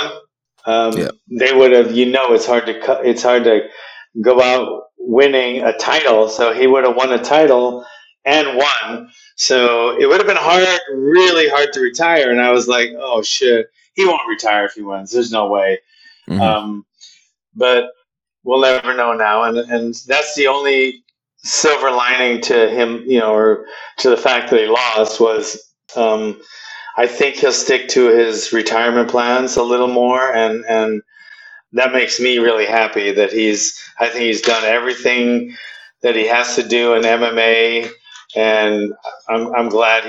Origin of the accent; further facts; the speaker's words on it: Hawaii, United States; I'm from Hawaii